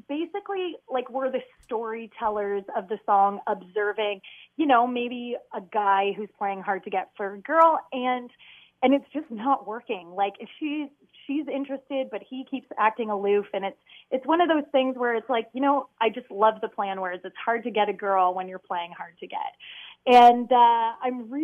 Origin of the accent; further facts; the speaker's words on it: London, Ontario, Canada; It's my hometown